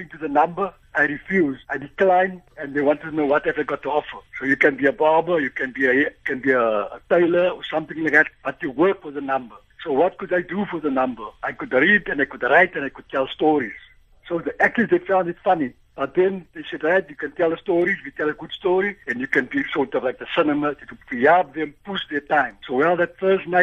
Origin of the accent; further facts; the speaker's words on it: Cape Town, Western Cape, South Africa; I grew up in Cape Town, in Athlone.